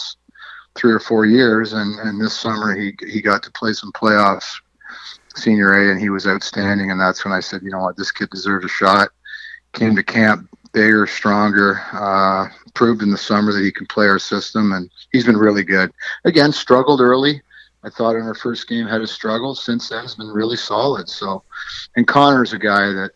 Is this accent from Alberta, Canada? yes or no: no; Durham Region, Ontario, Canada; I grew up in the Durham region, and the Oshawa Green Gales were my team